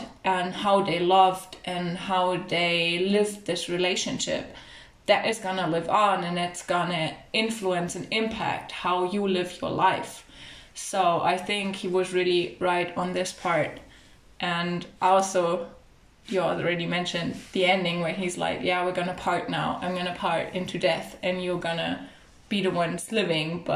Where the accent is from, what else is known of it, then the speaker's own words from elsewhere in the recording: Germany; growing up in Germany, which is really like a multicultural society